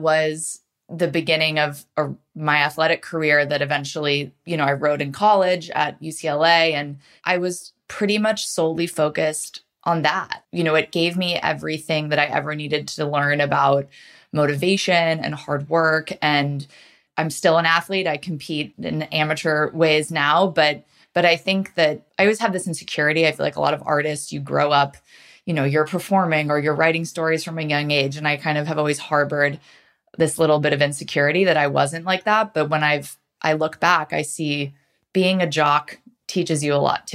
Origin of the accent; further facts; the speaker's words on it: New Canaan, Connecticut, United States; I grew up in Connecticut, um, in a suburb called New Canaan, which is about forty-five minutes outside New York City